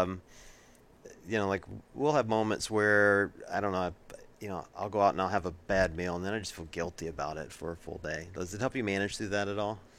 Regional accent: Deep South, United States; moved away as an adult; now in Ohio, United States; I grew up in the Deep South

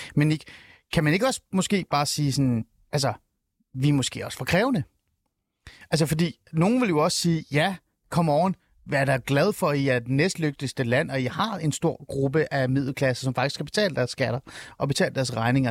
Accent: Denmark

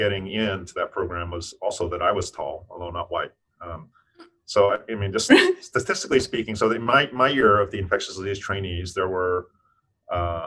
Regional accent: Tennessee, United States; moved away as an adult; also born or lived in New York City; growing up in Tennessee in a racist part of the country

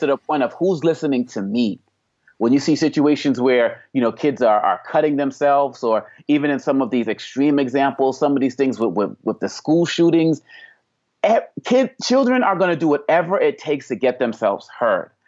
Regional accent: Boston, Massachusetts, United States; growing up in Boston, Massachusetts

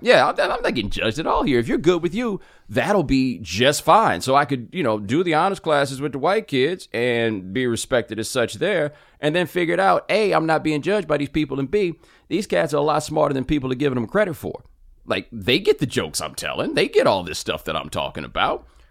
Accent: Houston, Texas, United States; also born or lived in Atlanta / Waller, Texas; we're growing up in Houston

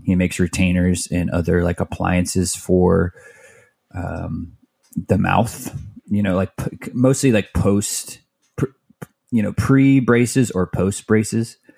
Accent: Mesa, Arizona, United States; born or raised there; also born or lived in Tempe, Arizona / Phoenix, Arizona

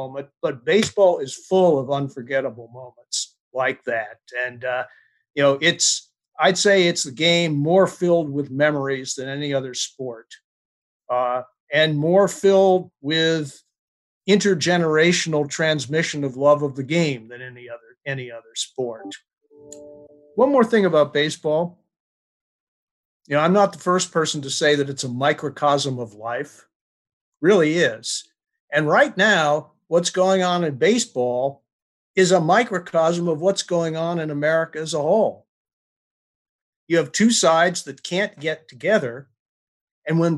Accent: New York, United States; I was born in the Brooklyn Navy Yard just a few months after the end of the Second World War

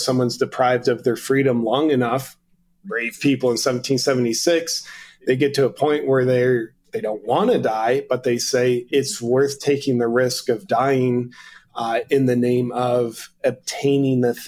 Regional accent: United States; as an American

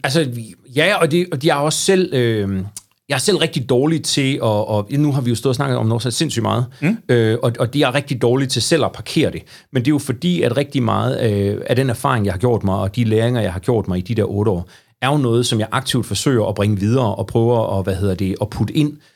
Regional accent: Aarhus, Central Denmark Region, Denmark; moved away as an adult; now in Struer, Denmark; Jeg har faktisk aldrig opholdt mig mere end en måned uden for Ringgaden. Det passer ikke, ikke uden for Ringgaden, men uden for Aarhus Kommune

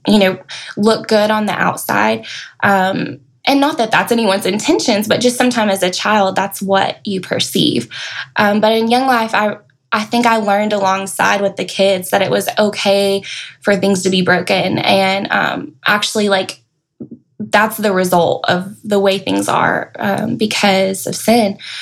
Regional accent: Knoxville, Tennessee, United States; moved away as an adult; also born or lived in Murfreesboro, Tennessee; now in Middle Tennessee, United States; I moved out here from Knoxville. That's where I grew up

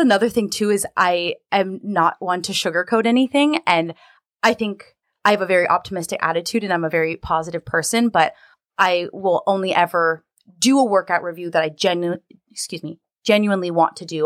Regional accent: Southern California, United States; moved away as an adult; also born or lived in Washington / Seattle area; now in Seattle, United States; I'm originally from Southern California. I was born and raised there

